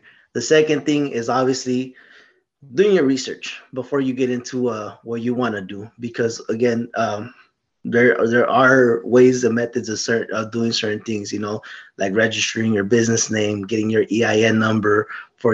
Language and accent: English; Lamont, California, United States; also born or lived in Bakersfield, California; I grew up in Lamont area, Wepatch area.